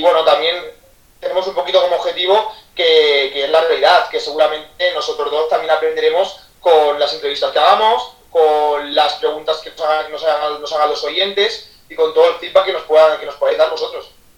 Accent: Ademuz, Valencian Community, Spain; moved away as an adult; now in Barcelona, Spain; soy de un pueblecito de, Valencia que se llama Ademuz

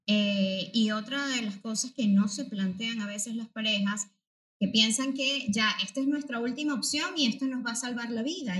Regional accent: Venezuela; moved away as an adult; now in Spain; soy psicóloga venezolana. Este, aquí un poco acogida por eh, el país español

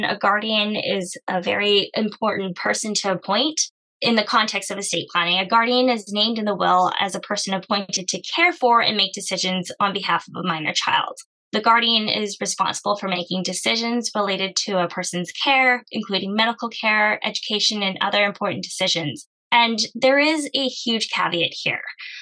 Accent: Canada; I come from an Asian background, but I was born in Canada

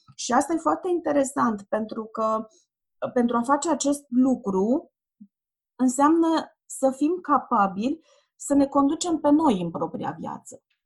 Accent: Ploiești, Prahova, Romania; eu sunt din Ploiești și am făcut naveta asta zilnic

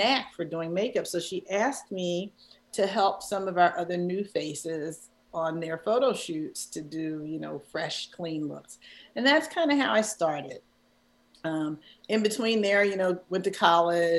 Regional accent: Philadelphia, Pennsylvania, United States; moved away as an adult; also born or lived in Chicago, United States; it's my hometown.

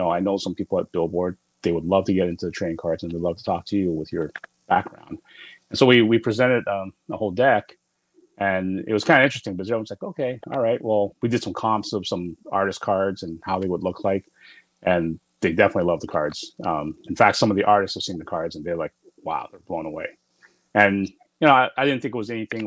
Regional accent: Toronto, Ontario, Canada; The Six, which is, you know, my hometown, Toronto.

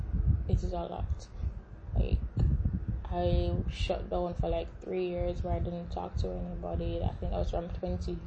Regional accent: Jamaica; I am Jamaican. Yes, I'm repping that beautiful island in the middle of the Caribbean Sea.

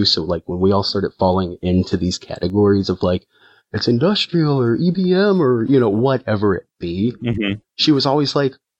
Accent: Freeport, Illinois, United States; now in Rockford, United States; I grew up about 40 minutes away from Rockford in a little place called Freeport, Illinois

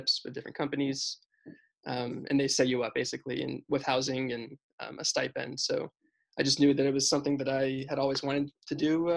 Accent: Tampa, Florida, United States; also born or lived in Israel; I'm from Tampa. I grew up here my whole life

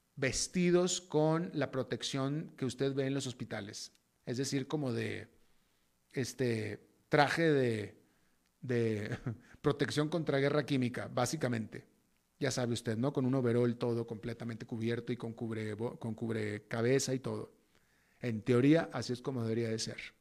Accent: Mexico; moved away as an adult; now in United States; soy latinoamericano y me defino como latinoamericano, nacido en México, pero definitivamente latinoamericano, viviendo más de dos décadas en Estados Unidos

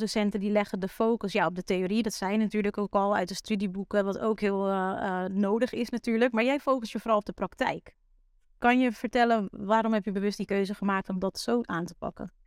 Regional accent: Netherlands; voor ons als Nederlanders

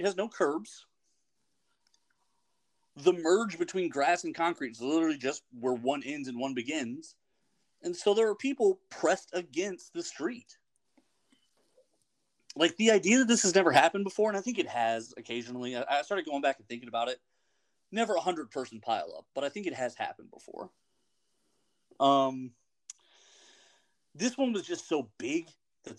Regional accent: United States; As an American

